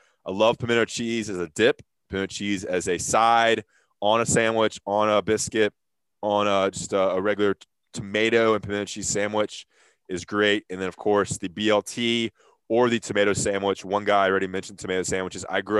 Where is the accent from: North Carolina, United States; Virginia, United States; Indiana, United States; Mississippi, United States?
North Carolina, United States; I'm born and raised North Carolina.